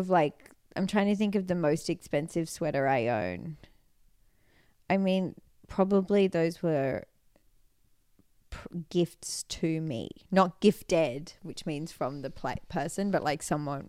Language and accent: English; Sydney, New South Wales, Australia; now in Los Angeles, United States; But also we live in Los Angeles and mm-hmm. I'm from Sydney, Australia.